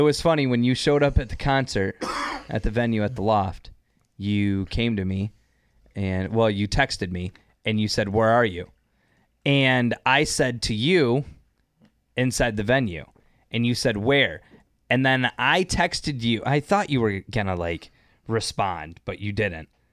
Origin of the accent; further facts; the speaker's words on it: Northern Michigan, United States; also born or lived in Detroit, Michigan; I grew up in Detroit till I was ten, and then I spent most of my life in Northern Michigan